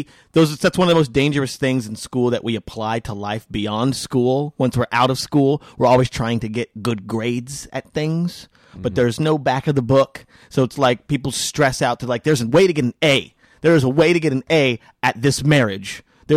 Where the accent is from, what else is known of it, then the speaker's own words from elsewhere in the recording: Las Vegas, Nevada, United States; I am from Vegas.